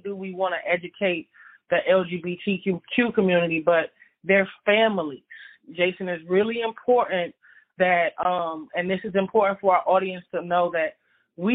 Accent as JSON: {"language": "English", "town": "Miami", "region": "Florida", "country": "United States", "tie": "born or raised there", "said": "Growing up in Miami in the city"}